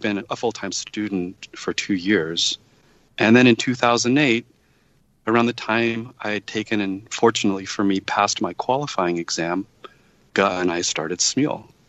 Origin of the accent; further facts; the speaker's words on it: Utah, United States; moved away as an adult; I grew up in Utah, and my parents wanted me to go to Brigham Young University